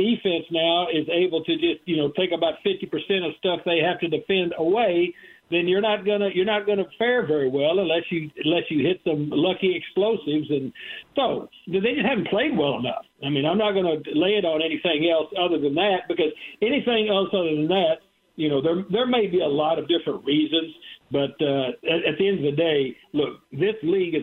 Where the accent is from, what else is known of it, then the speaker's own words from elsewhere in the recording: Texas, United States; moved away; also born or lived in Terre Haute, Indiana; I grew up in Texas